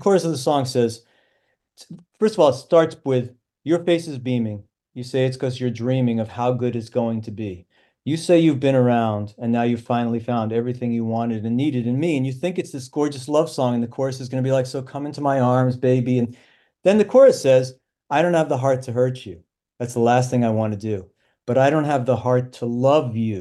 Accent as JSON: {"language": "English", "region": "New York", "country": "United States", "moved": "as an adult", "said": "we're both from New York"}